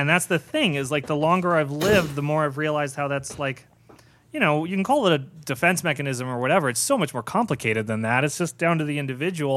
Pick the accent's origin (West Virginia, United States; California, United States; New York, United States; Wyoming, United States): California, United States; Irvine; I grew up in Southern California my entire life, I, uh, in Irvine, like, uh, the planned community.